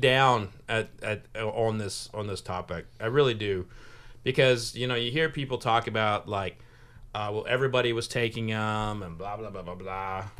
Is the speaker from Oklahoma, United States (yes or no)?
yes; Oklahoma, United States; now in Kentucky, United States; I'm from Oklahoma, but I've been adopted by the state